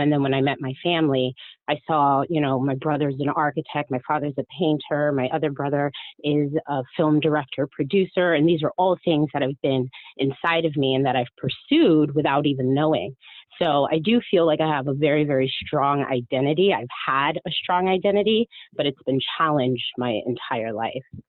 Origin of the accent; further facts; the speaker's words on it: Miami, Florida, United States; I was born in Miami